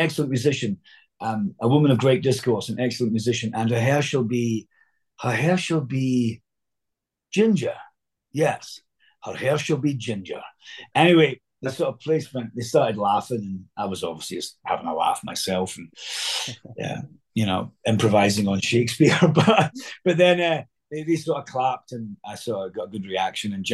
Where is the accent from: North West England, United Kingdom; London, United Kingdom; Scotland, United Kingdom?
Scotland, United Kingdom; accent: Scottish; just doing it in my own accent. So it was like a Scottish Benedict